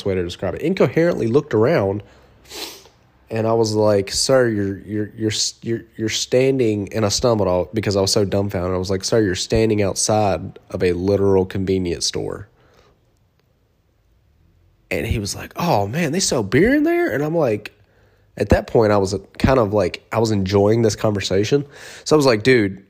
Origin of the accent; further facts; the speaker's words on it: Monroe, United States; I sell in Monroe, my hometown